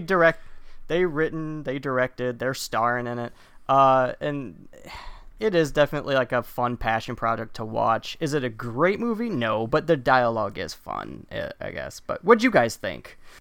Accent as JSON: {"language": "English", "region": "Wisconsin", "country": "United States", "said": "I'm from Wisconsin."}